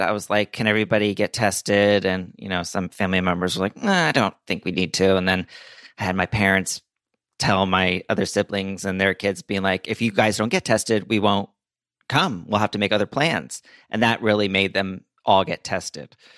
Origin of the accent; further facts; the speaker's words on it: Princeton, New Jersey, United States; also born or lived in New Orleans; I was born in New Orleans, moved to North Jersey, and then I, through middle school and high school and through college, I was in the Central Jersey, Princeton area